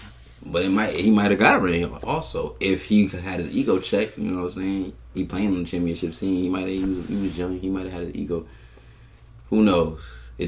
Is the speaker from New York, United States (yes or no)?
yes; New York, United States; I'm from New York and I root for Boston.